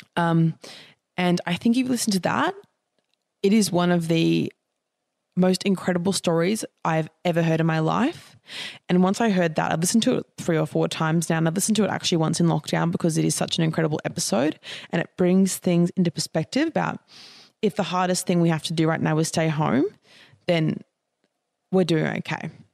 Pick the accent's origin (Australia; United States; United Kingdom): Australia; as young Australian people